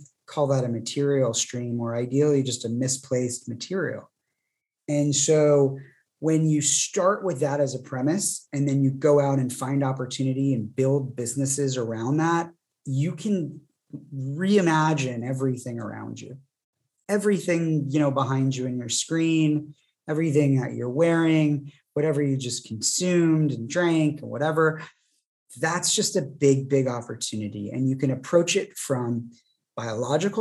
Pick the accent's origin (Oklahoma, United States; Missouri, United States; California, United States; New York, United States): California, United States; Santa Barbara; my hometown here in Santa Barbara